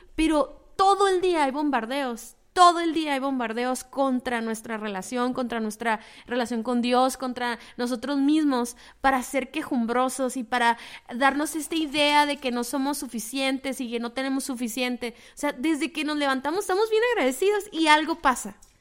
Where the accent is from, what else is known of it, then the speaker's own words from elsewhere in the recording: Mexico; el trasfondo cultural que tenemos todos como mexicanos